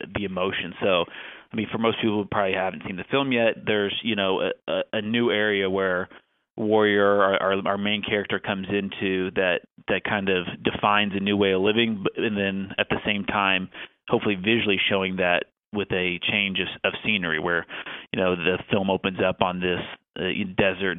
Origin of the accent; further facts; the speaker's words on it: Oklahoma, United States; Oklahoma is my home state, where I'm from. I live there half the time, even now